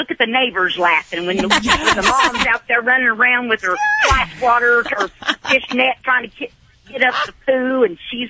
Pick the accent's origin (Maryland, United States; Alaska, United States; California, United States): California, United States; Whittier; now in Greenwood, United States; I grew up in California, and when you wanted weather, you drove to it.